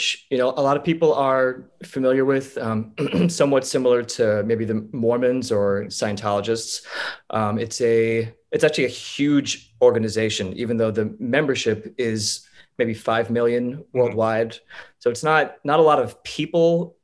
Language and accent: English; Holland Township, New Jersey, United States; I am from a small town called Holland Township, which is in Milford, New Jersey, which is near Clinton, New Jersey.